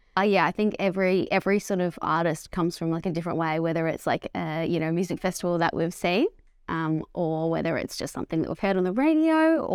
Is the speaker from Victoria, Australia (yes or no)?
yes; Melbourne, Victoria, Australia; I think growing up in the outer eastern suburbs, it's just like, you just get what you want. There's no judgment.